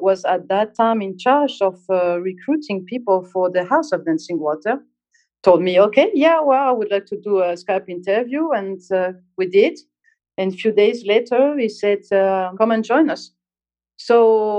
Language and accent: English; Corsica, France; moved away as an adult; now in Dubai, United Arab Emirates; I come from Corsica, which is a small island, which means a lot of water around. And I started diving with my friends when I was 15